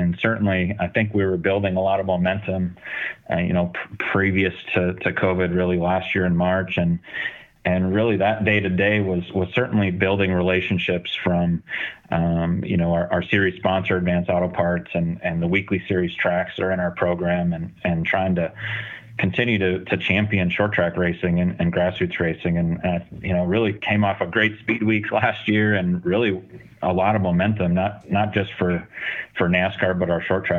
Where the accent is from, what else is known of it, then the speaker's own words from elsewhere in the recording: Minnesota, United States; now in Daytona Beach, United States; I grew up in Minnesota